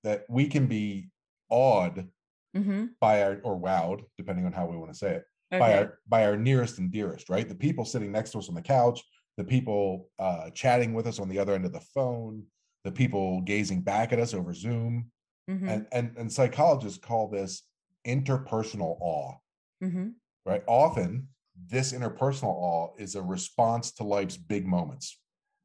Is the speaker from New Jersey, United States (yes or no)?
yes; New Jersey, United States; I'm 100% born and raised in Jersey